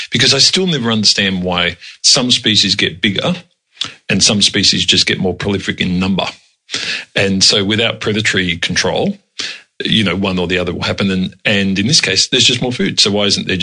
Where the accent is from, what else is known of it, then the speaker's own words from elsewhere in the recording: Melbourne, Victoria, Australia; I grew up in the western suburbs of Melbourne